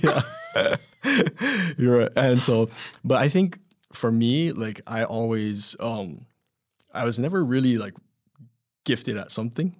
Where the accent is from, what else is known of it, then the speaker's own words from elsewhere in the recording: Kailua, Hawaii, United States; also born or lived in Waimanalo, Hawaii; now in Riverside, United States; I was born and raised, uh, on the island of Oahu